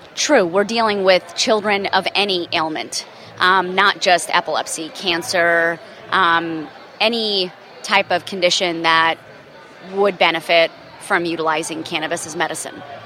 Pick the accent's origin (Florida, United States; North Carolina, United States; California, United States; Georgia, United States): Florida, United States; I'm actually from Florida